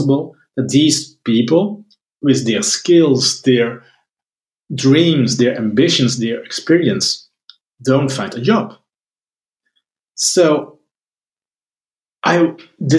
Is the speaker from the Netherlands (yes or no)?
yes; Netherlands; I'm from the Netherlands